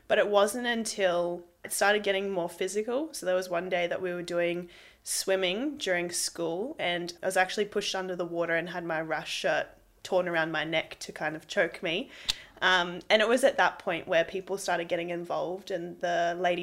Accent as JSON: {"language": "English", "town": "Brisbane", "region": "Queensland", "country": "Australia", "tie": "born or raised there", "also_born_or_lived": "Amberley, Queensland", "said": "I grew up in Amberley when I started my life, and then we moved to Brisbane when I started school."}